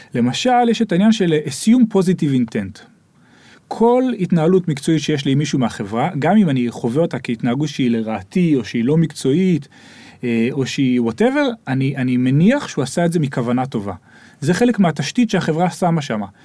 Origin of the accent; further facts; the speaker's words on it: Israel; moved away as an adult; אנחנו ישראלים